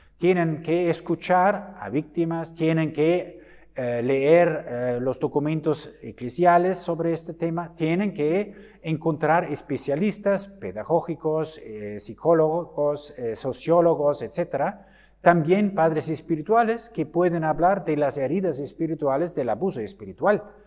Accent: Germany; Spanish is a second language; en mi país, en Alemania

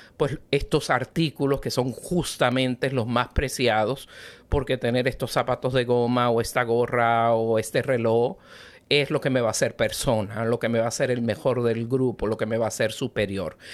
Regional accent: Venezuela; now in United States; yo soy bien venezolana

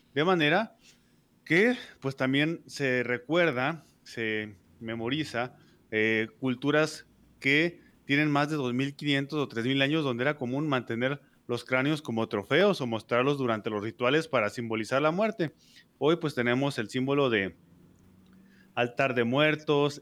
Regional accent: Mexico; soy de México

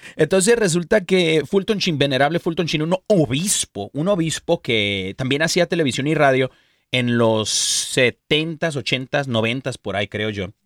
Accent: Mexico; soy mexicano

